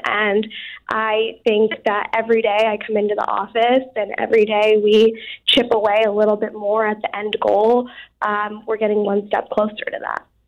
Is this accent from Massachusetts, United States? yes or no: yes; Southborough, Massachusetts, United States; growing up in Southborough, Massachusetts, um, I didn't grow up around a lot of diversity